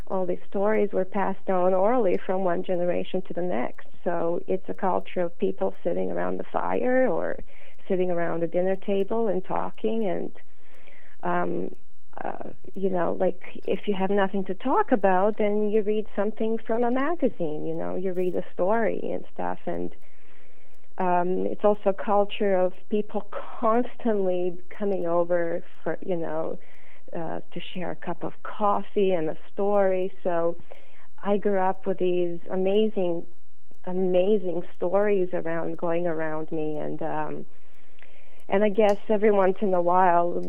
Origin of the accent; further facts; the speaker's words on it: Canada; born there; English is a second language; moved away; even though I was born in Canada and uh, when I moved back in 1990, I still felt like an immigrant